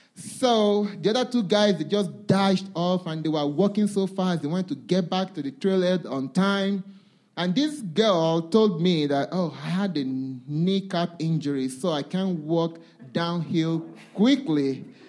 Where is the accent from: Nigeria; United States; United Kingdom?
Nigeria; I come from Nigeria